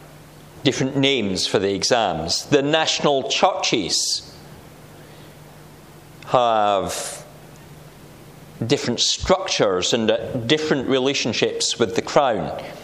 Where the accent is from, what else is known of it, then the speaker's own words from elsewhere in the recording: Scotland, United Kingdom; I grew up near the border. My hometown is just 6 miles north of the border. Sometimes I say it's just 6 miles the right side of the border